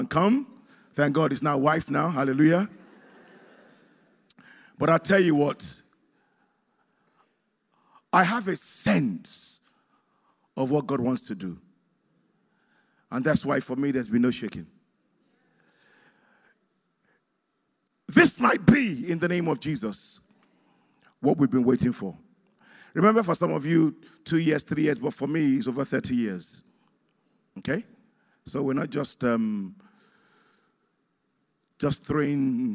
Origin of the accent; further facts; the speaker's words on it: Nigeria; moved away; where I come from Nigeria